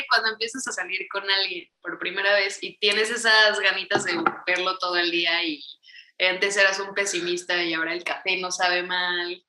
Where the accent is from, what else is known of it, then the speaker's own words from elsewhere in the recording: Mexico; also born or lived in Mexico City; somos un dúo mexicano, estamos en la Ciudad de México